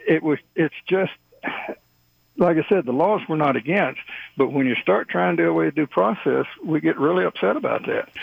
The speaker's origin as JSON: {"language": "English", "region": "Texas", "country": "United States", "moved": "yes", "said": "I'm originally from Texas"}